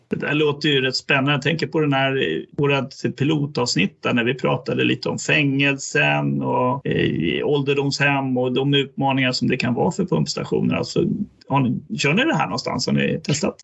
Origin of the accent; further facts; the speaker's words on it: Västergötland, Västra Götaland, Sweden; som gammal västgöte jag är